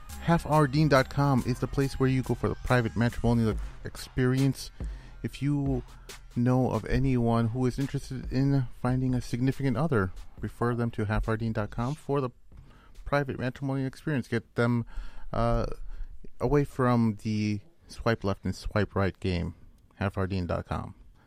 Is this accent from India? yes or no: yes; India; because I'm Indian and not very Bosnian looking at all, nor do I know any Bosnians, but you know, we're Muslims and we have this connection to our global Muslim community.